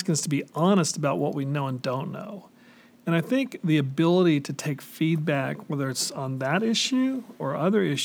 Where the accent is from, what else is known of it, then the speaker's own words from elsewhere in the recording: California, United States; I grew up in California, grew up primarily the Mexican American side of town, and went to a Mexican American church